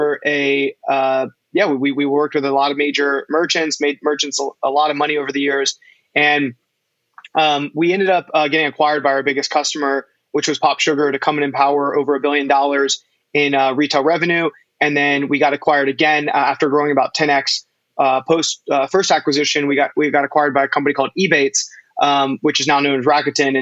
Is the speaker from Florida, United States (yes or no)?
no; North Carolina, United States; now in New York, United States; I was born and raised in North Carolina